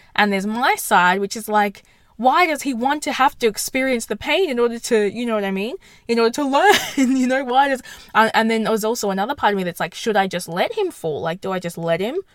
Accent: Perth, Western Australia, Australia; I'm in I'm from Perth

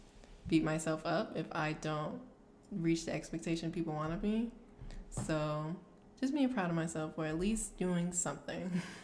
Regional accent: Charleston, South Carolina, United States; I'm from Charleston, South Carolina.

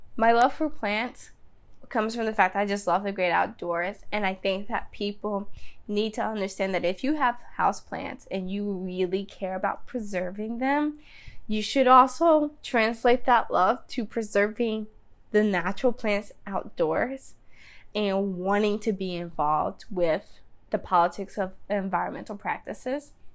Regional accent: Danville, Virginia, United States; I grew up in Danville, Virginia

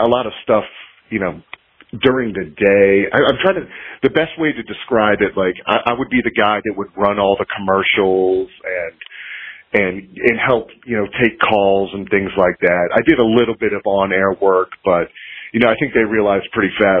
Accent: Cleveland, Ohio, United States; moved away as an adult; now in South Carolina, United States; I'm originally from Cleveland, Ohio, so I moved to South Carolina about 13 years ago.

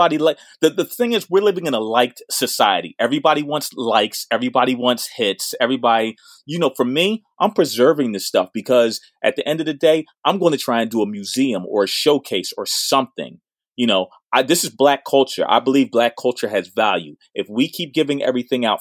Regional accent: Philadelphia, Pennsylvania, United States; I'm from Winfield

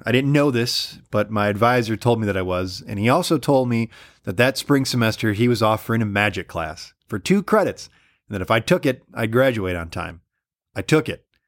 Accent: Allen Park, Michigan, United States; I'm from Allen Park

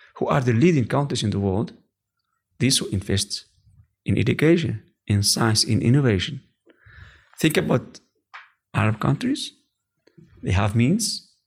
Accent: Morocco; English is a second language; moved away as an adult; also born or lived in Oujda, Morocco / California; now in Netherlands; we are, uh, we are from Rive.

